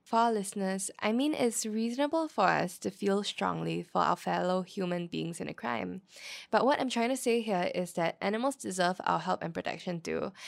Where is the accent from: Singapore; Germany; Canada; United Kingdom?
Singapore; I was born in Yishun